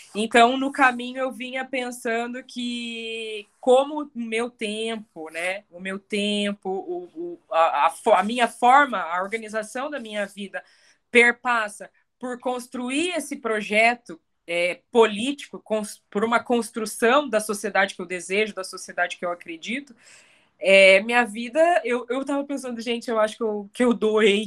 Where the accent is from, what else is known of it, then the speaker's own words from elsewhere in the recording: Curitiba, Paraná, Brazil; Eu cresci aqui na, nessa cidade. Eu sou curitibana. Eu, eu, eu nasci e fui criada aqui